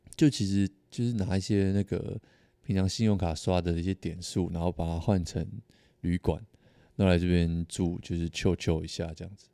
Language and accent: Chinese; Taiwan; 我是台湾人